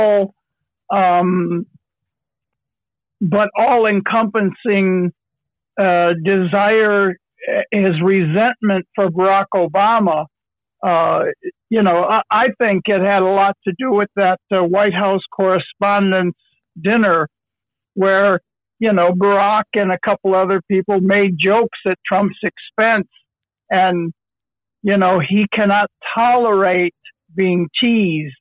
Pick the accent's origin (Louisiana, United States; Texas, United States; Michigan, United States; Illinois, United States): Michigan, United States; Detroit; growing up in Detroit